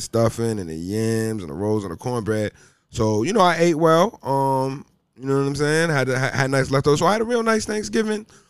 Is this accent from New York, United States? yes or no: no; Cambridge, Massachusetts, United States; now in Los Angeles, United States; I'm from Cambridge, Massachusetts, which is, like, right outside Boston.